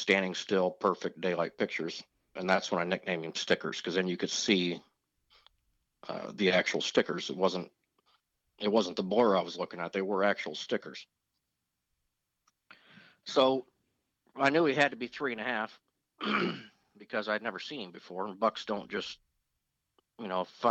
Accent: Indianapolis, Indiana, United States; now in Tuscarawas County, Ohio, United States; I was born and raised in Indianapolis, but my dad bought this in 86 as a weekend

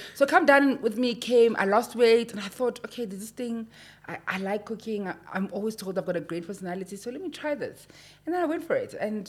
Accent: Mahikeng, North West, South Africa; I'm from Mafikeng. I am 34 years of age.

